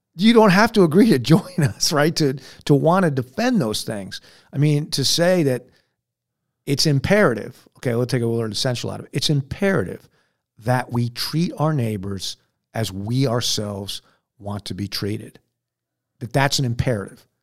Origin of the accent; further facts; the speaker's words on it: United States; I'm an American